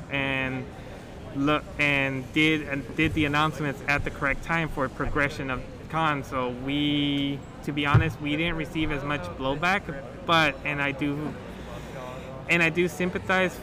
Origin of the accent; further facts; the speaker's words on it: Houston, Texas, United States; I've been born and raised in Houston.